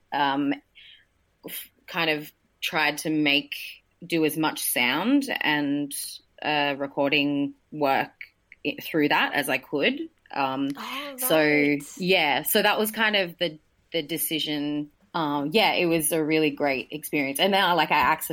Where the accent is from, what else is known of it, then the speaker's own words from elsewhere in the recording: Newcastle, New South Wales, Australia; I grew up in Newcastle